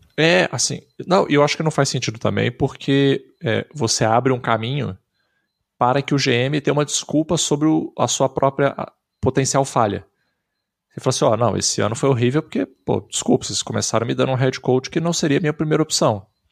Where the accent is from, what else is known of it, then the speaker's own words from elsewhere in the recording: Brazil; Eu sou brasileiro